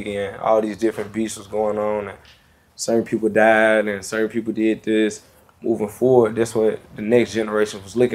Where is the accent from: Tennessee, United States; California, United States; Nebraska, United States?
Tennessee, United States; Memphis; I come from Memphis